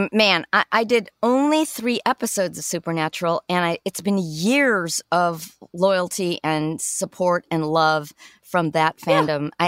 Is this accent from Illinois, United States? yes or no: yes; Chicago, Illinois, United States; moved away; I'm from Chicago. Originally